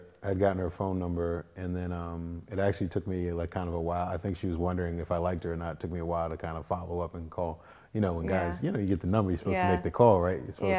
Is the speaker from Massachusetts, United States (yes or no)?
yes; Boston, Massachusetts, United States; moved away as an adult; also born or lived in Hampton, Virginia; I was from Boston. I'm from Boston.